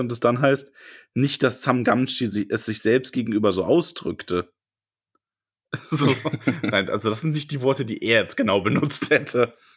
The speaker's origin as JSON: {"language": "German", "town": "Solingen", "region": "North Rhine-Westphalia", "country": "Germany", "tie": "born or raised there", "moved": "yes", "said": "meiner alten Heimat Solingen"}